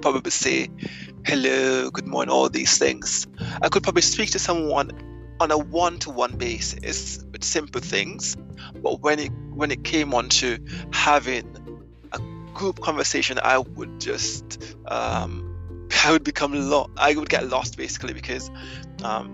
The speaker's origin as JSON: {"language": "English", "country": "Jamaica", "moved": "as an adult", "lives_now": "France", "said": "I have been living in France for the last 10 years, and I am Jamaican."}